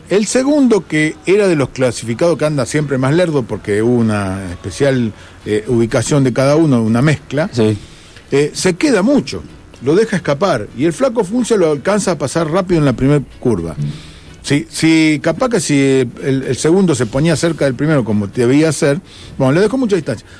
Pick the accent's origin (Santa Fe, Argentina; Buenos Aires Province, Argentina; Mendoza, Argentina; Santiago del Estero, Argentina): Santa Fe, Argentina; now in Mercedes, Argentina; en Santa Fe, mi provincia natal